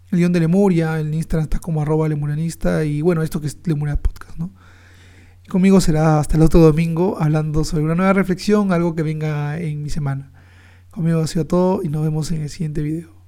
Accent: Peru; Porque nos representa, nuestra identidad como peruanos.

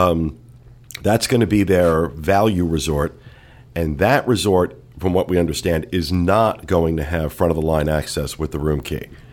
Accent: New Jersey, United States; I'm from New Jersey

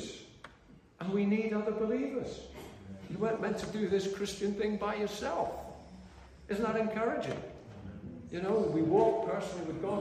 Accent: Liverpool, North West England, United Kingdom; I came up in very simple spirituality in the little mission hall I was converted in my hometown of Liverpool

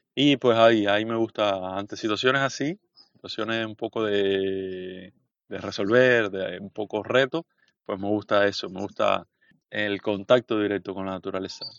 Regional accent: Bayamo, Granma, Cuba; moved away as an adult; also born or lived in Santiago de Cuba; now in Havana, Cuba; soy del este de Cuba, de Bayamo, la capital de la provincia de Granma. crecí, estudié en Santiago de Cuba

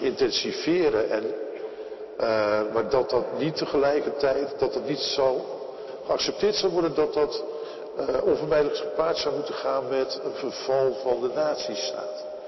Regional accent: Netherlands; wij als Nederlanders

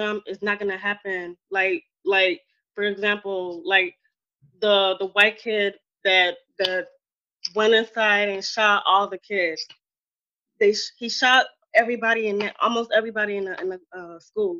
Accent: Chicago, Illinois, United States; I grew up in Chicago. I was born and raised in Chicago

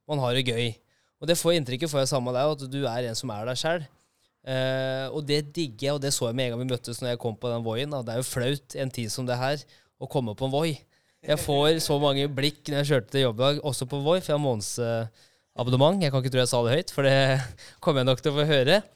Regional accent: Halden, Østfold, Norway; er fra Halden nå, vet du.

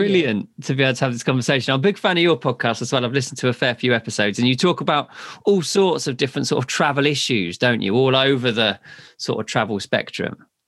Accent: England, United Kingdom; my home country

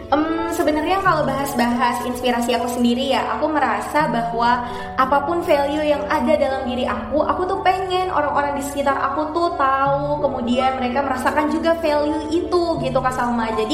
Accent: Bima, West Nusa Tenggara, Indonesia; now in Yogyakarta, Indonesia; Asal aku dari Bima, Nusa Tenggara Barat Terus saat ini aku kuliah di Universitas Islam Indonesia

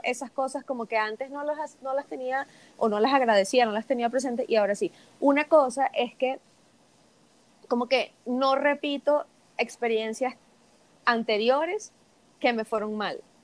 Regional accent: Venezuela; moved away as an adult; desde que me fui de Venezuela hace unos años

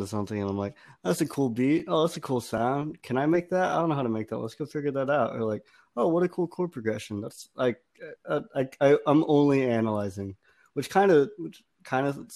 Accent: Austin, Texas, United States; moved away; I grew up in Austin

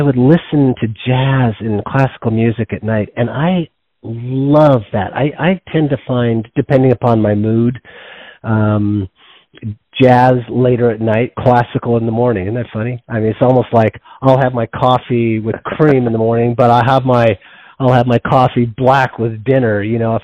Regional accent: Washington, United States; also born or lived in Yosemite National Park, California; Washington State, primarily in the Northwest, who grew up in the mountains there

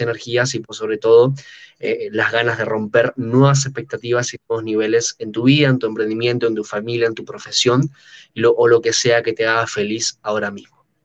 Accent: Buenos Aires, Argentina; accent: argento; soy de Buenos Aires, Argentina, tengo 23 años actualmente

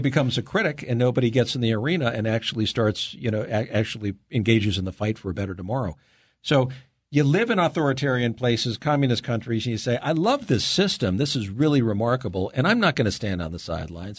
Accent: Los Angeles, California, United States; I grew up in California

